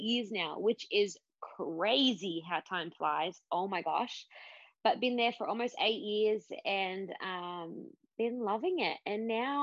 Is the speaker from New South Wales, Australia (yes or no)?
yes; Sydney, New South Wales, Australia; I am an Aussie chick, was born in Sydney, Australia, grew up in a place called the Shire